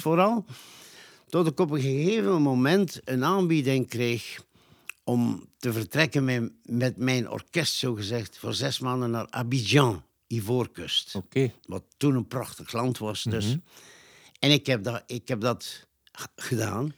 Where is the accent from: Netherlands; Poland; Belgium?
Belgium; Nazareth, Flanders; also born or lived in Ghent; ik ben in het midden van de Nazaretse bossen op een boerderijtje geboren